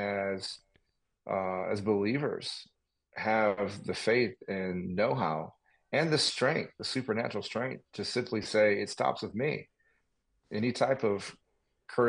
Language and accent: English; Detroit, Michigan, United States; I grew up here in the Detroit area